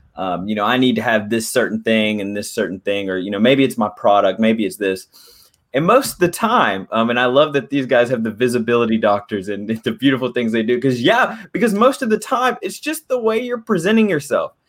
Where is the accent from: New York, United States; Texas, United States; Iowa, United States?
Texas, United States; Dallas; I'm from Dallas, Texas